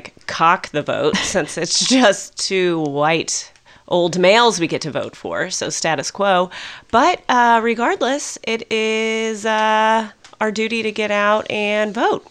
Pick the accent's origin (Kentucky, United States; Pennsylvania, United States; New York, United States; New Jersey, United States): Kentucky, United States; Louisville; also born or lived in Lexington, Kentucky; I went to University of Kentucky in Lexington and I was from Louisville. So I went home to Louisville to vote